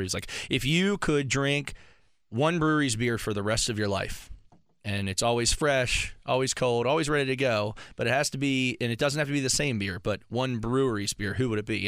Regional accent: Frederick, Maryland, United States; I'm from Maryland. I'm from Frederick, Maryland area

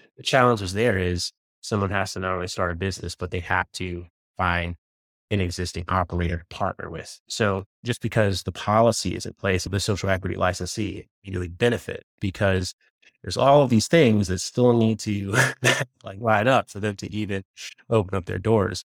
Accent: Virginia, United States; I grew up in Virginia

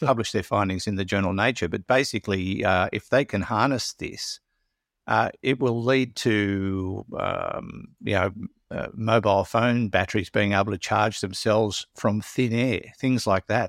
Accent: Maitland, New South Wales, Australia; I come from Maitland

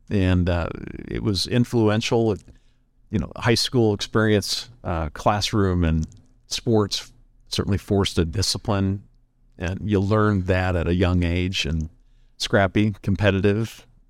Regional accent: Lincoln, United States; It was, you know what, small town. I go back not often, even though it's that close to where we live, but it's still a small town.

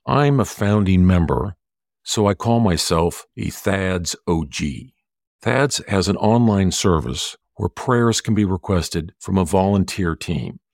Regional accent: Santa Barbara, California, United States; now in Los Angeles, United States; I'm from Santa Barbara.

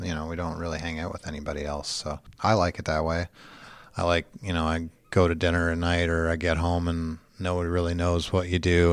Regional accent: London, Ontario, Canada; moved away; Just outside of London, Ontario

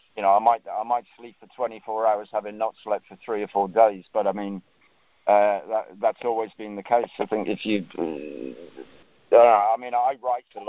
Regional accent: Northumberland, North East England, United Kingdom; I'm from Northumberland. Northumberland has got more castles per square mile than anywhere else in Europe

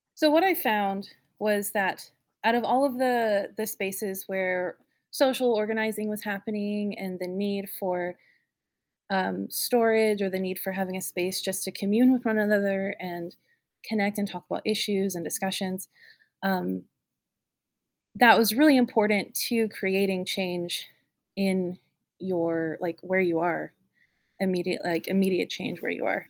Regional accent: North Carolina, United States; also born or lived in Raleigh; I was born and raised in North Carolina, and I grew up in Raleigh. I grew up in a small town and then moved to Raleigh, and I, I went to high school around here

